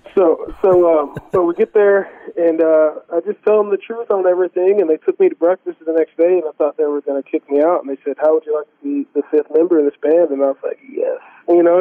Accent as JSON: {"language": "English", "town": "Corpus Christi", "region": "Texas", "country": "United States", "tie": "born or raised there", "said": "the church that we grew up going to in Corpus Christi, Texas"}